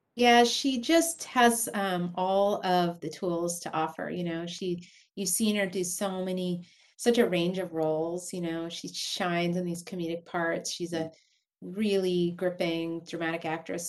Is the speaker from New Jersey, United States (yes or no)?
no; San Diego, California, United States; growing up in San Diego, California